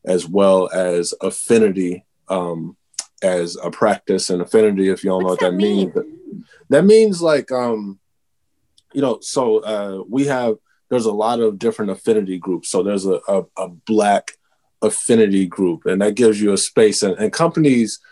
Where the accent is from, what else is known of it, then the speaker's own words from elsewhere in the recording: Texas, United States; I'm originally from Texas